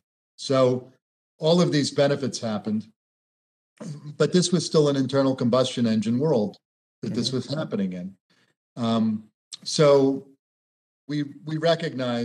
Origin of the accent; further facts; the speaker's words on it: Florida, United States; I grew up in Florida